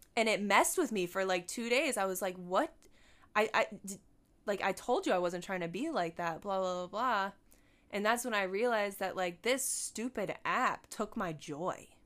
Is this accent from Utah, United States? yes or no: no; Buffalo, New York, United States; moved away; I went home. I'm from Buffalo. I was born in Buffalo.